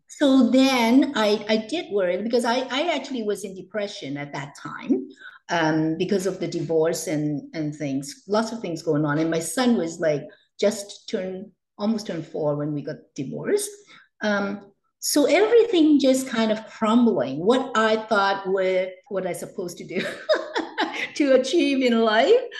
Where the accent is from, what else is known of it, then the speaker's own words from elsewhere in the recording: Hong Kong; now in Canada; I was born and raised in Hong Kong, and I came to Canada in 1980.